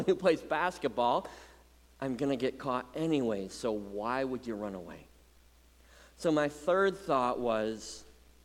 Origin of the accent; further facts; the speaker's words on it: Muskegon, Michigan, United States; Growing up in Muskegon, our driveway was the hangout place for the whole neighborhood